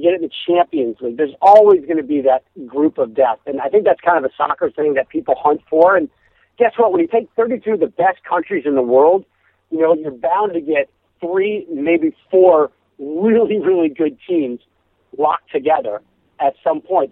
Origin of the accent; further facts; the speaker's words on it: Simsbury, Connecticut, United States; now in Los Angeles, United States; I grew up in Connecticut